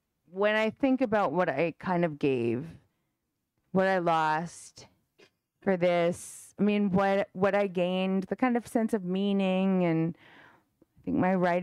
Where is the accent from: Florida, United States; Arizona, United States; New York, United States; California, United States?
New York, United States; I'm from New York